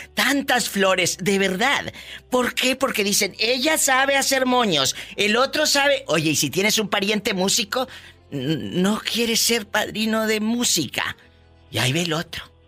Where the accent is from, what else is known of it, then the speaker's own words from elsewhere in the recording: Matamoros, Tamaulipas, Mexico; de Tamaulipas, mi Matamoros querido, que hay unos bribones que les digo, soy de Matamoros, Tamaulipas